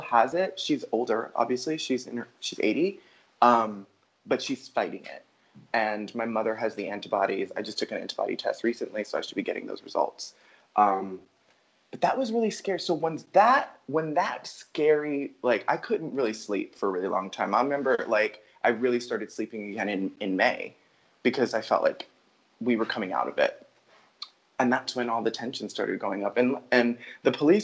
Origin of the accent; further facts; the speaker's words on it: New York City, New York, United States; I've been in New York City, my hometown, since February